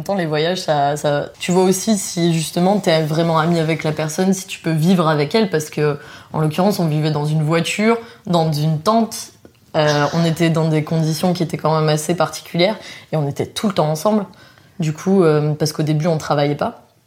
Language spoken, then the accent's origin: French; France; moved away as an adult; also born or lived in New Zealand; quand on est français